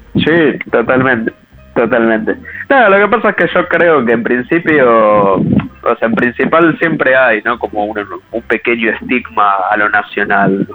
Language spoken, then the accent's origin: Spanish; Buenos Aires, Argentina; nosotros somos acá de Buenos Aires, eh, sobre todo de Capital Federal